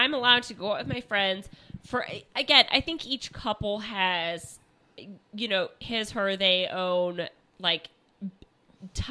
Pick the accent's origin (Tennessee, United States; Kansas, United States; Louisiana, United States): Kansas, United States; moved away; I was born in Kansas